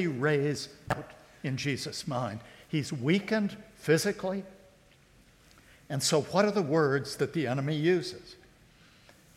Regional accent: North Carolina, United States; I was from North Carolina

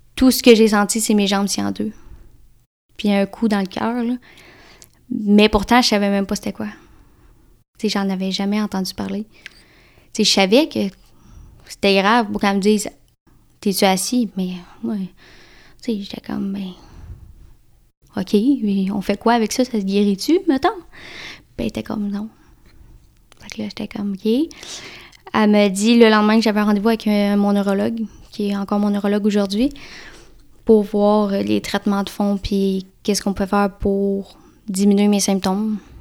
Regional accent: Victoriaville, Quebec, Canada; moved away; je suis je native de Vito, Victoriaville, dans le centre du, dans le du Québec.

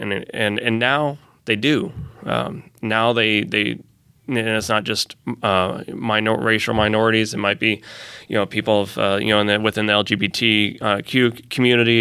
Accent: Fort Wayne, Indiana, United States; now in Fishers, United States; I came to Conner Prairie when I was a kid growing up in Fort Wayne

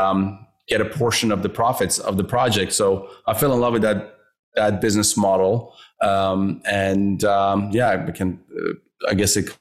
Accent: Vancouver, British Columbia, Canada; I grew up here in Vancouver as well

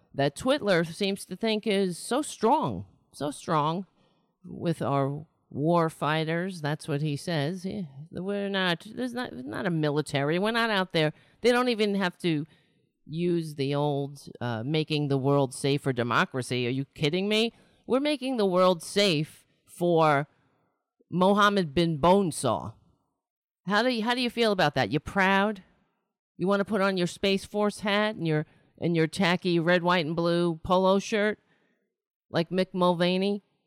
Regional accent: New York City, New York, United States; I was born in New York City.

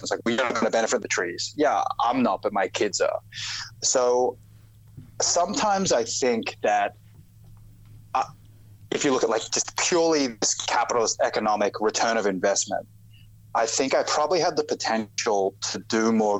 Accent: Australia; accent: Australian; So when I moved here, and even my Australian accent now is pretty diluted, but it was really thick.

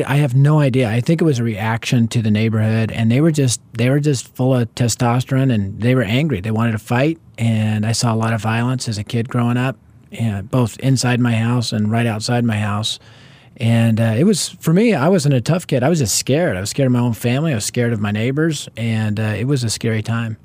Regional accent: Denver, Colorado, United States; I was raised in North Denver, which at the time was the highest crime rate area in our city

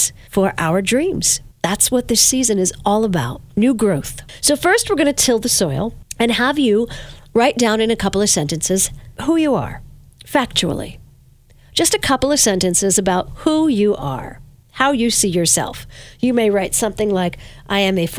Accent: Verplanck, New York, United States; when I was a little girl growing up in Verplank, I lived in a brown house

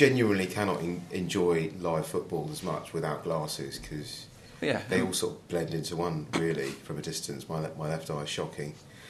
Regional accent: Hertfordshire, East of England, United Kingdom; also born or lived in Harrow, London; I grew up in Hertfordshire

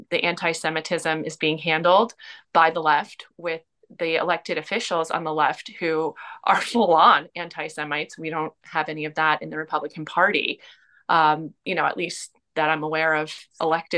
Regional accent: New Jersey, United States; now in Long Island, United States; I'm originally from New Jersey

